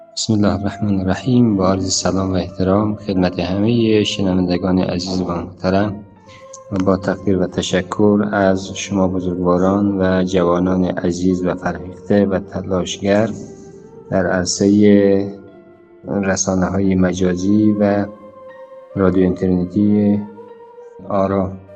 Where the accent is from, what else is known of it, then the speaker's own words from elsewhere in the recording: Afghanistan; ما همه ما افغانستانی هستیم